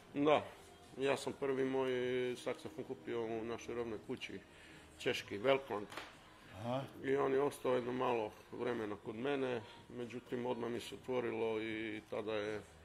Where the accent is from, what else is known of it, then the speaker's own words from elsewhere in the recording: Pula, Istria County, Croatia; Ja sam iz Pule, Riva 2.